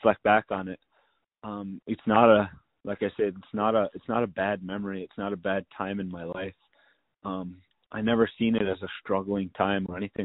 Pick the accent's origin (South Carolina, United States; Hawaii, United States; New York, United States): New York, United States; Onondaga Nation; growing up in Onondaga Nation